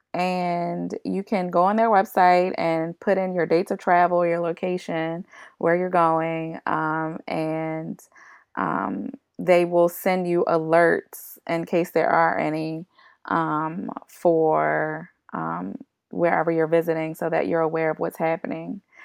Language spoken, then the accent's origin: English; Baltimore, Maryland, United States; I am from Baltimore